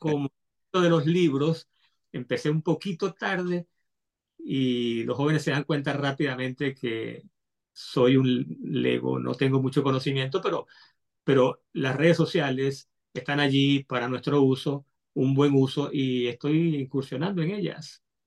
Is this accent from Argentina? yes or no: no; Caracas, Capital District, Venezuela; yo soy, eh, a mucha honra, venezolano, nacido en Caracas, Caracas, Venezuela.